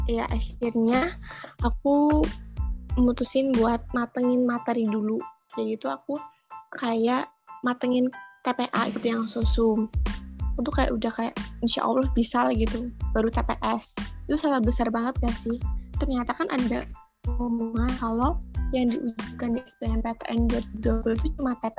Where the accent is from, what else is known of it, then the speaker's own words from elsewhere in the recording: Tegal, Central Java, Indonesia; asal aku dari Tegal, Jawa Tengah.